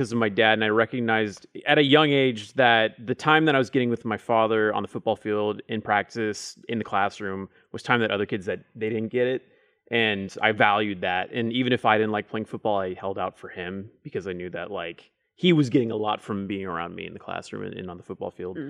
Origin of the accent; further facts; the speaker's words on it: Dallas, Texas, United States; also born or lived in Oklahoma, United States; Yeah, well, Oklahoma originally, and then six and moved to Texas.